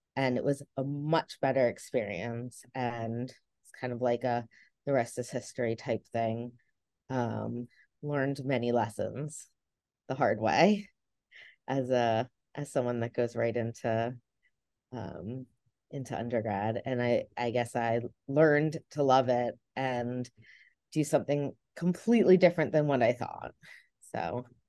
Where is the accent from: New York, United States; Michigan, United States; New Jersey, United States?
New Jersey, United States; accent: New Jersey; moved away as an adult; also born or lived in Delaware / North Carolina; I'm originally from New Jersey, um, as you can tell from this beautiful accent